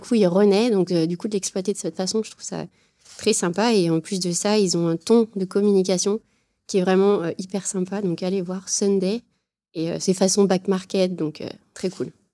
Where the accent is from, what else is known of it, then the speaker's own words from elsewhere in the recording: Saint-Étienne, Auvergne-Rhône-Alpes, France; je viens de Saint-Étienne